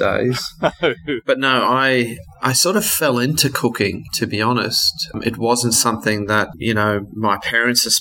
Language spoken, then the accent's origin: English; Brisbane, Queensland, Australia; also born or lived in South Africa; now in Sydney, Australia; I grew up in South Africa and my parents emigrated to Australia, and I grew up in Brisbane.